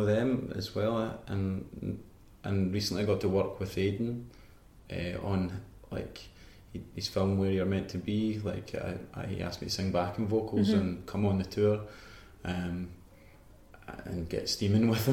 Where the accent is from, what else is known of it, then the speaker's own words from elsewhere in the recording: Banton, Scotland, United Kingdom; also born or lived in Falkirk / Kilsyth; growing up in Banton, it's like 20 minutes from Falkirk.